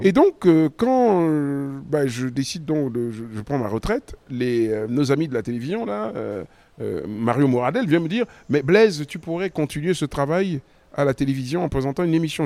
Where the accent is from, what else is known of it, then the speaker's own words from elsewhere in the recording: Cameroon; moved away; c'est mon pays d'origine